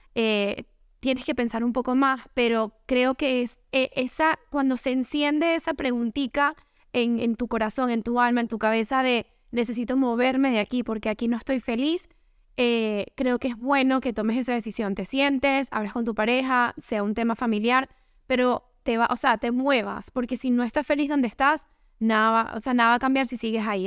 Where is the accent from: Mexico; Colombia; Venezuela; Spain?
Venezuela; Caracas, Capital District; now in Miami, United States; Yo soy caraqueña